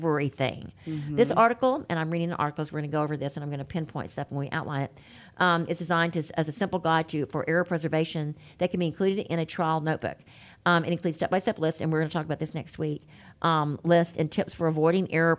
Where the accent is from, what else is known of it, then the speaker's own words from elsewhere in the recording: Baton Rouge, Louisiana, United States; moved away; I am from Baton Rouge